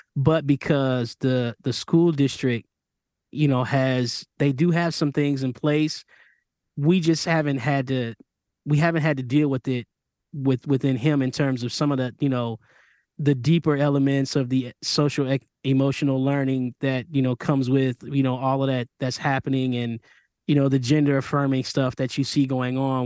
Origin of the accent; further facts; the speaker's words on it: Michigan, United States; I grew up in Michigan